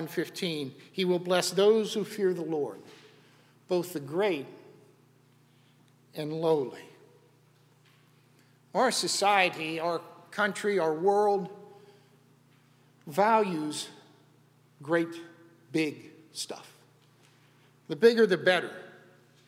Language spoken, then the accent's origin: English; Western Pennsylvania, United States; When I was a kid growing up, I grew up in Western Pennsylvania.